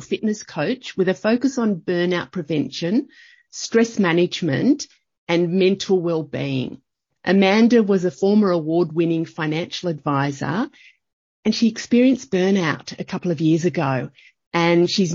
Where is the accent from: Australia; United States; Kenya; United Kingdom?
Australia; Young, New South Wales; I grew up in a country town. I grew up in Young in New South Wales, but I was a townie.